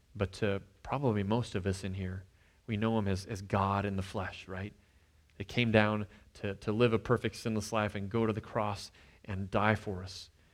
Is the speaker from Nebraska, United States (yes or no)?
yes; Nebraska, United States; moved away as an adult; now in Kansas, United States; we moved here from Nebraska, I, I'd grown up there.